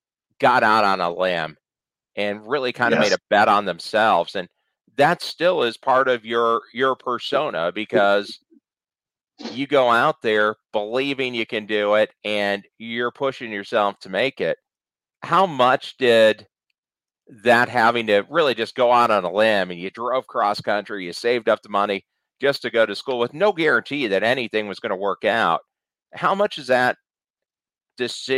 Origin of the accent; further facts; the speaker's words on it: Cleveland, Ohio, United States; now in Kansas City, United States; I'm from Ohio too. I grew up in Cleveland, moved out here to Kansas City.